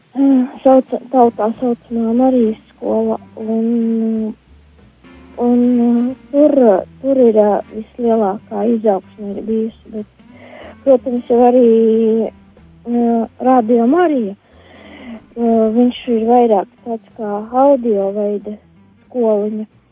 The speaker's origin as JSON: {"language": "Latvian", "town": "Balvi", "region": "Latgale", "country": "Latvia", "said": "esmu no balviem."}